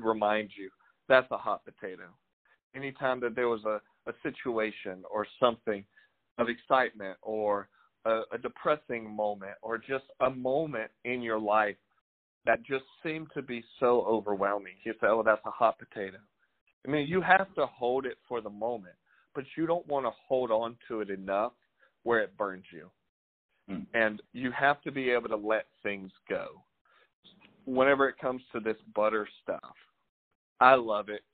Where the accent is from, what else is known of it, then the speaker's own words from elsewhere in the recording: Louisiana, United States; moved away; I'm from Louisiana, but I'm a local